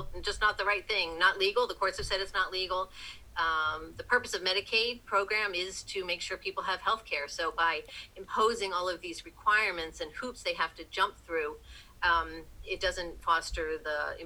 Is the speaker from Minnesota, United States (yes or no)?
no; Philadelphia suburbs, Pennsylvania, United States; moved away as an adult; also born or lived in New Jersey; now in Washington, United States; I grew up in the Philadelphia suburbs